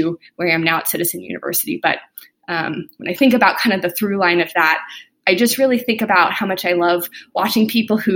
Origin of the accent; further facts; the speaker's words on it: Moorpark, California, United States; I grew up in Southern California in a little town called Moore Park